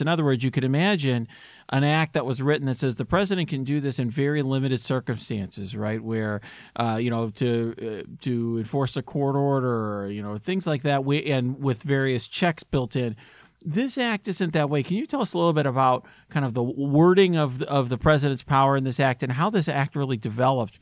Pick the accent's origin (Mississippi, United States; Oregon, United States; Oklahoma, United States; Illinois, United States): Illinois, United States; Naperville; my hometown in Naperville where I grew up